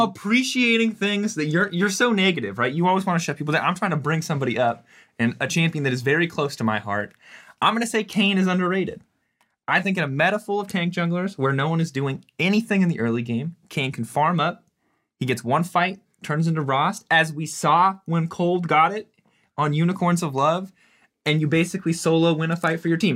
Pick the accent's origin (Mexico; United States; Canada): United States; as an American